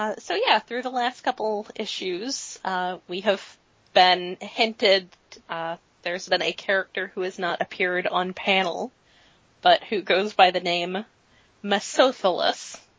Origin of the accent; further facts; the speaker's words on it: United States; I, as an American